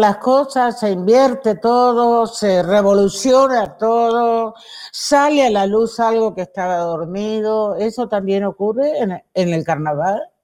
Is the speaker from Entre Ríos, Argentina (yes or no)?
yes; Villaguay, Entre Ríos, Argentina; En, en Villa Guay había, en mi pueblo, en Entre Ríos, en Villa Guay